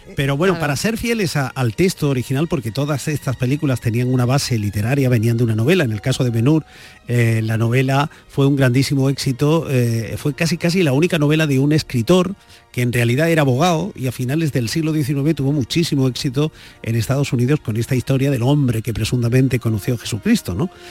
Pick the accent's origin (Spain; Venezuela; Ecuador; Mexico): Spain; Vicálvaro, Community of Madrid; mi padre que estuvo haciendo la mili en Vicálvaro, de donde yo soy